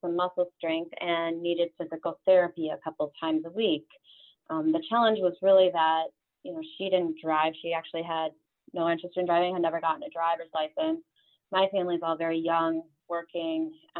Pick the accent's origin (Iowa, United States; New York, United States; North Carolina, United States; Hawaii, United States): Iowa, United States; Fort Dodge; I grew up in Iowa, in Fort Dodge, Iowa, a town of 25,000 people. And my family's all sort of in and around that area.